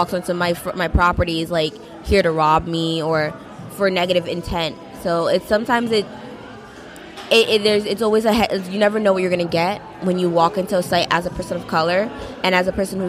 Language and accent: English; New York, United States; well, I'm from Long Island, I'm from New Jersey.